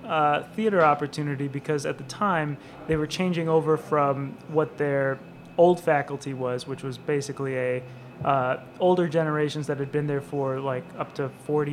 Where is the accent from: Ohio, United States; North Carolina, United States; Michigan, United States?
Michigan, United States; now in New York City, United States; So I'm originally from Michigan.